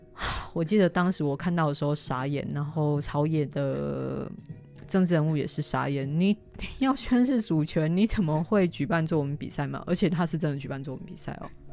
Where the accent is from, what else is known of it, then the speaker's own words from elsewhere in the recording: Taiwan; 身为一个台湾人